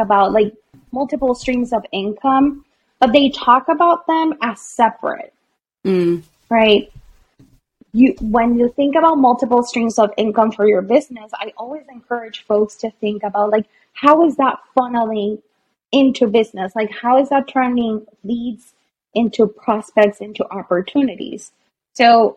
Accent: Puerto Rico; moved away; also born or lived in Boston; I was born in Puerto Rico.

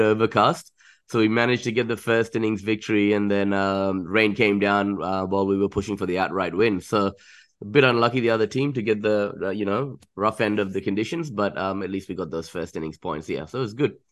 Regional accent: Chennai, Tamil Nadu, India; moved away; I'm originally from Chennai or Madras

